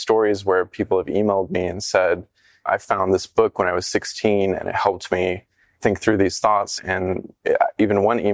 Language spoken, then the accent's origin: English; the South, United States; a gay kid growing up in the South